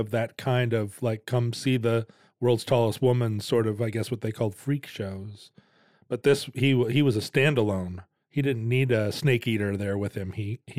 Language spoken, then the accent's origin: English; Wales, United Kingdom; As a Welshman, you know, we were also treated poorly.